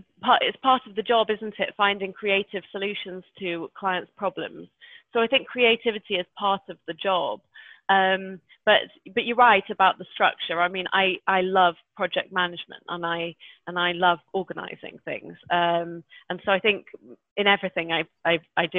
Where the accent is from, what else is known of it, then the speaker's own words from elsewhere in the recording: Manchester, North West England, United Kingdom; growing up in Manchester